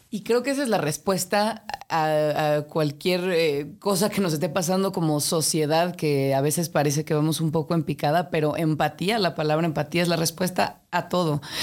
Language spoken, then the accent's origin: Spanish; Mexico City, Mexico; aquí nací, aquí crecí, de aquí son mis padres